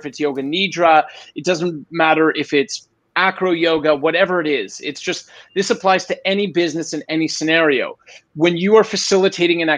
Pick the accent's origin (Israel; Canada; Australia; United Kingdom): Canada; now in Brazil; I'm Canadian